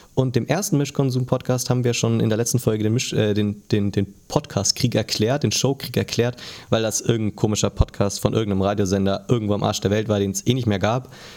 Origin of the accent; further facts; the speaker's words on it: Germany; als Deutscher